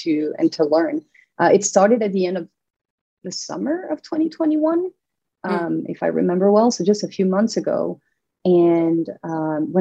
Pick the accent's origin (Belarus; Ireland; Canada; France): France; southern France; moved away as an adult; also born or lived in New York; now in Westchester, United States; I'm from France. I'm from the south of France, you know, where the lavender fields are.